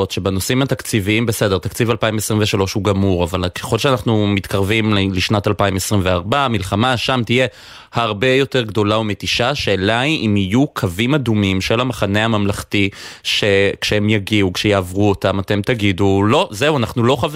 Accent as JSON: {"language": "Hebrew", "town": "Haifa", "region": "Haifa District", "country": "Israel", "moved": "yes", "said": "כחיפאי במקור אני אומר את זה"}